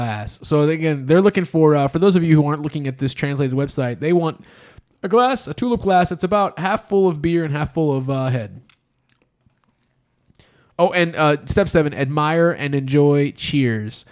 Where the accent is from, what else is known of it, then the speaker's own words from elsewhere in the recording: United States; I'm such an American